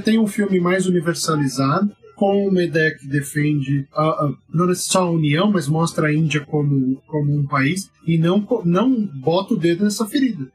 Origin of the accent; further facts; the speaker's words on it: Brazil; como brasileiro